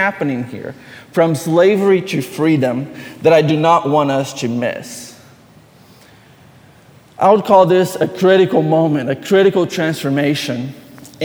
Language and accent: English; Brazil; moved away; I grew up in Brazil